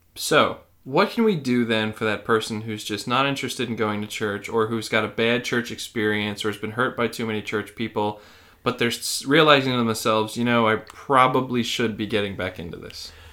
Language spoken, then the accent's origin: English; United States; as an American